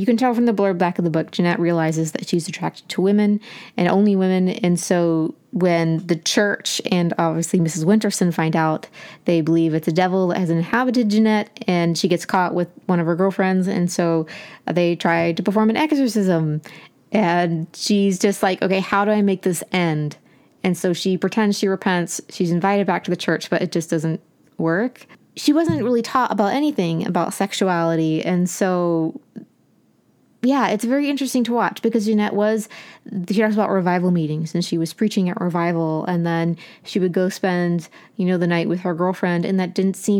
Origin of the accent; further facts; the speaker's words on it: Appalachia, United States; accent: Appalachian; moved away as an adult; But when I left, I was definitely pressured to lose my Appalachian accent as much as possible because of people saying similar things.